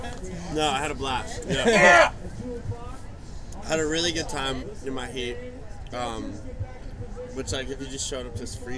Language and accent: English; Agoura, California, United States; Agora, from Agora, California.